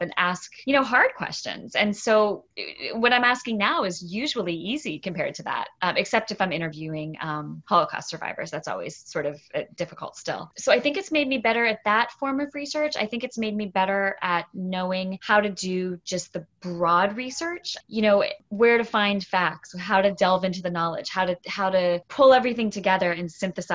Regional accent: St. Petersburg, Florida, United States; also born or lived in New England; I grew up in St. Pete, Florida

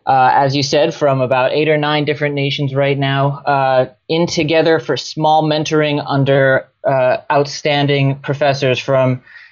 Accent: New Jersey, United States; So I grew up in New Jersey, was as American as apple pie for a long time, actually.

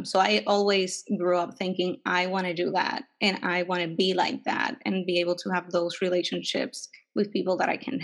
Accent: Puerto Rico; moved away as an adult; also born or lived in New York City; now in San Francisco Bay Area, United States; And I was born in Puerto Rico and raised there

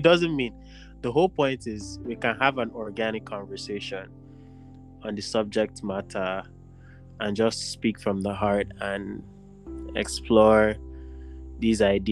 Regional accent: Nigeria; as Nigerian men

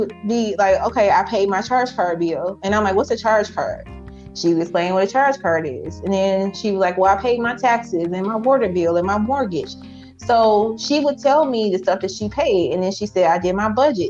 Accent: Highland Park, Michigan, United States; also born or lived in Taylor, Michigan; I grew up in Highland Park early years, and then we later moved to Taylor

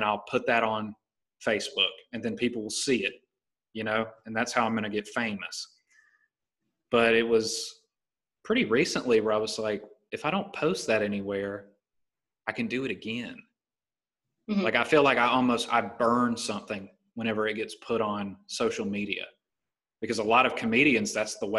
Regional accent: Titus, Alabama, United States; now in La Jolla, United States; I grew up in Titus, Alabama, and lived in a single wide trailer

